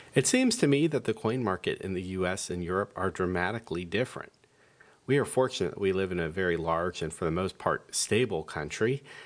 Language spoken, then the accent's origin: English; United States